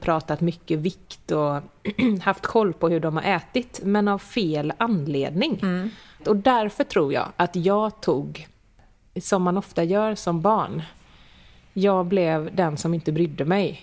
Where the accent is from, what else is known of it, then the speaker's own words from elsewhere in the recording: Gothenburg, Västra Götaland, Sweden; Sebbe är inte göteborgare, jag är